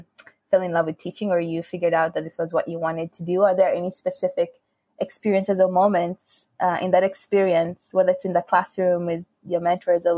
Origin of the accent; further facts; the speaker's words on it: Uganda; I grew up in Uganda